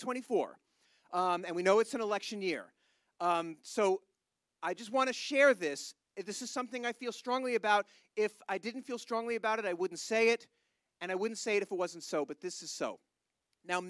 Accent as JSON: {"language": "English", "country": "United States", "said": "I am an American, but I have no problem saying I am an Israel first American"}